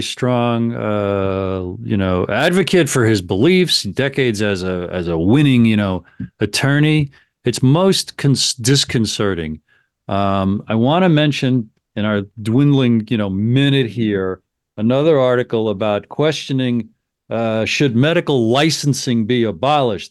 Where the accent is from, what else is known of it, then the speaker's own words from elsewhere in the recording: United States; I'm an American